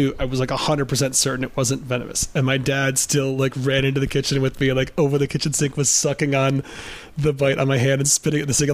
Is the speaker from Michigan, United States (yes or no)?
yes; Southeast Michigan, United States; the same general part of the country as me, like Southeast Michigan